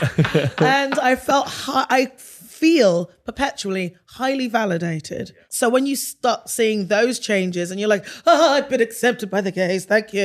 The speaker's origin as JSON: {"language": "English", "region": "England", "country": "United Kingdom", "tie": "born or raised there", "said": "And I grew up like in a village, and then I went to a city that was diverse, but hella segregated."}